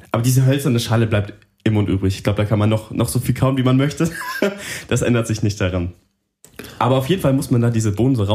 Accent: Bavaria, Germany; Russisch ist ganz schlimm für mich als Franke.

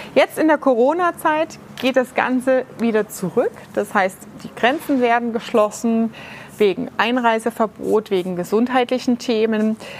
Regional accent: Ludwigshafen, Rhineland-Palatinate, Germany; in der Rheingalerie bei uns in Ludwigshafen

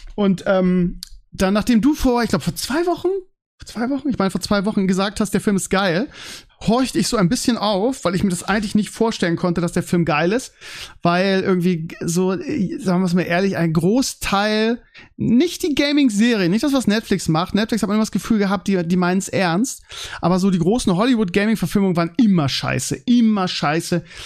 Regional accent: Germany; man als Deutscher

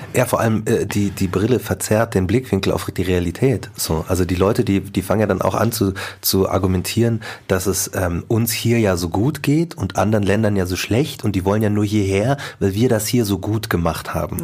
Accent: Markt Schwaben, Bavaria, Germany; ich bin in Marktraben groß geworden

